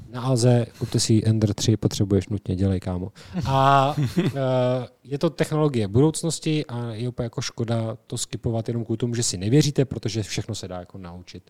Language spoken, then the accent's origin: Czech; Czechia; my jsme Češi